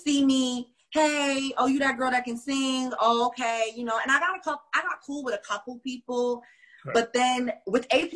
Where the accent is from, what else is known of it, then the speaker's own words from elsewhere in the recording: Wilmington, North Carolina, United States; also born or lived in Brooklyn, New York; Not so much raised in Brooklyn, but so came to North Carolina, and I went to E.A. Laney High School